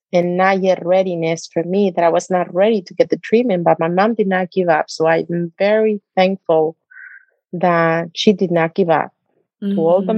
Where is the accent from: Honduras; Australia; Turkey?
Honduras; moved away; I'm originally from Honduras